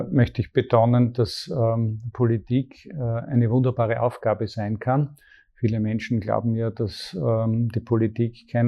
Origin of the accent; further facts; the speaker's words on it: Graz, Styria, Austria; Ähm, ich bin aufgewachsen in Graz